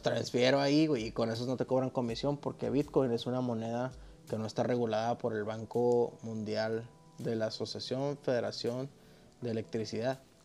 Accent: Mexico; soy un güey de México.

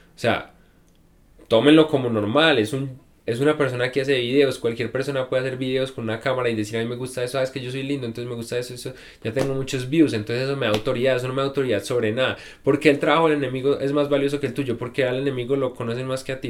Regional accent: Medellín, Antioquia, Colombia; vengo de Medellín

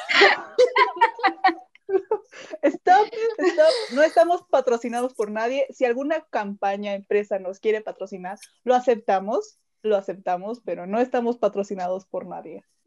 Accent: Veracruz, Mexico; now in Mexico City, Mexico; yo soy de Veracruz, pero vivo en México, entonces yo ya soy más chilanga

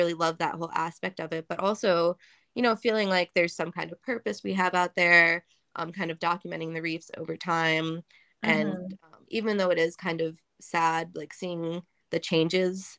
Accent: Ohio, United States; I grew up in Ohio

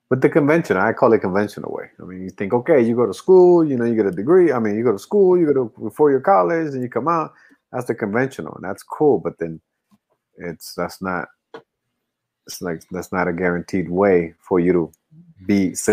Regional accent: United States; because obviously you know being American we, we, we do get caught up

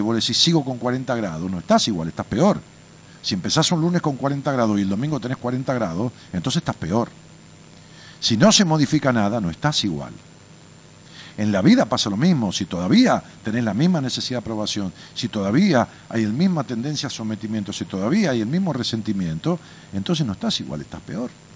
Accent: Ramos Mejía, Buenos Aires Province, Argentina; moved away as an adult; also born or lived in Haedo; now in Buenos Aires, Argentina; Yo nací en Raúl Mejía, ya que vos en Aedo, nací en la clínica Tachela de Aedo, este, y, viví en Raúl Mejía toda mi vida, hasta hace 7, 8 años que me mudé a la capital

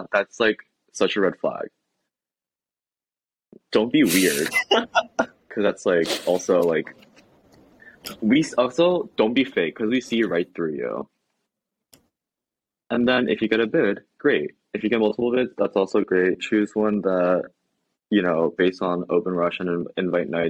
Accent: Pennsylvania, United States; moved away; we're from Pennsylvania

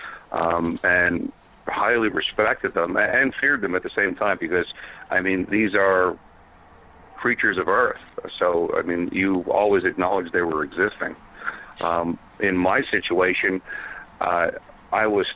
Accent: northern Vermont, United States; moved away; also born or lived in New Jersey; I'm Native American from the Abenaki tribe in northern Vermont. I originally came from a dairy farm. Moved to New Jersey

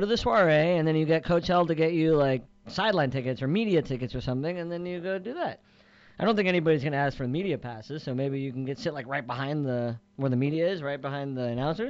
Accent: Southern California, United States; moved away as an adult; now in Miami, United States; since I grew up in Southern California, I always assume the ocean's on the west.

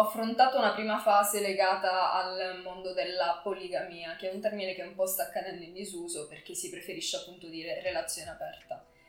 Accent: Cosenza, Calabria, Italy; moved away as an adult; now in Milan, Italy; sono nata a Cosenza ma vivo a Milano da tre anni

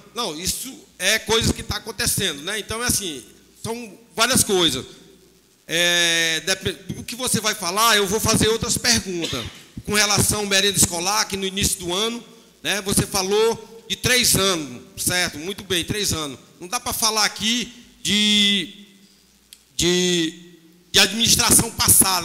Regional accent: Meruoca, Ceará, Brazil; eu nasci, me criei aqui em Merox, sou matuto lá do sítio

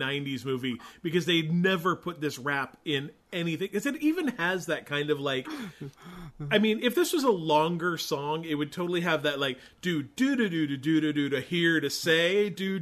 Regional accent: Utah, United States; moved away; we're all from Utah originally

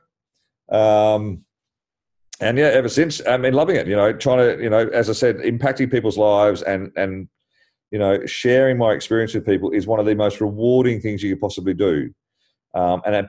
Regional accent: Australia; now in London, United Kingdom; being Australian

